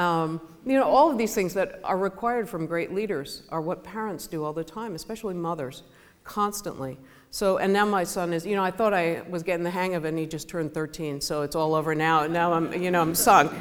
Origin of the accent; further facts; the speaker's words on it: United States; I'm American